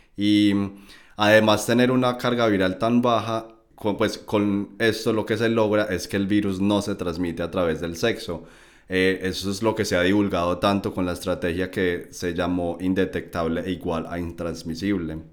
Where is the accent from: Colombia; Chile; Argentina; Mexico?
Colombia; moved away as an adult; also born or lived in Medellín, Colombia; now in Germany; Estudié instrumentación quirúrgica en la Universidad de Antioquia en Medellín, Colombia. Y bueno, mi recorrido profesional ha sido tanto allí, en mi país natal